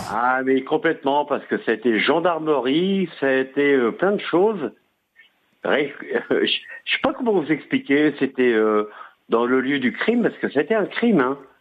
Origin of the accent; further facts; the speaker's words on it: Auvergne-Rhône-Alpes, France; Je suis d'Auvergne.